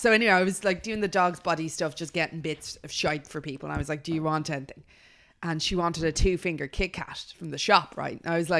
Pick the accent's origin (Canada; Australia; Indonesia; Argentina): Australia; I'm just Australian